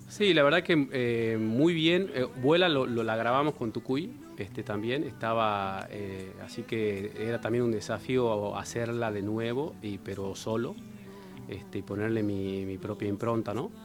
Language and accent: Spanish; Yerba Buena, Tucumán, Argentina; moved away as an adult; now in Tafí Viejo, Argentina; yo de Yerba Buena